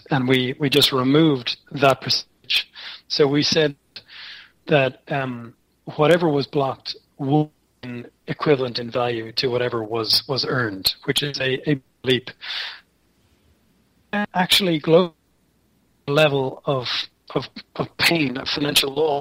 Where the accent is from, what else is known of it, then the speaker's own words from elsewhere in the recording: Ireland; Speaking as an Irishman